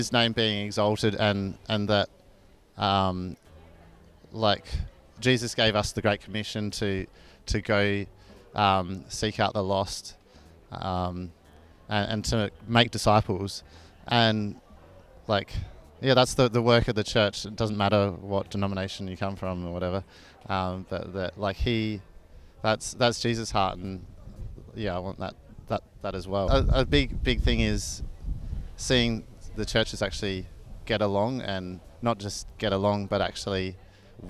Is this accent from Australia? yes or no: yes; Adelaide, South Australia, Australia; moved away as an adult; now in Ipswich, Australia; I'm originally from Adelaide and I moved up here a year ago for work